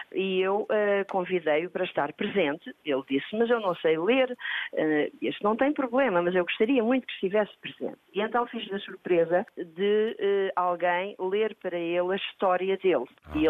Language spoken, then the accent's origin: Portuguese; Lisbon, Portugal; also born or lived in Comporta; as memórias de uma comporta em que eu vivi uh, os primeiros anos da minha infância e depois vim para Lisboa e fui criada em Lisboa